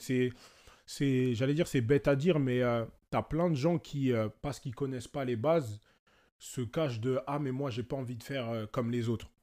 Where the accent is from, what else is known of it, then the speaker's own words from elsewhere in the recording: France; j'ai mes origines, je suis congolais, je suis français parce que je suis né ici.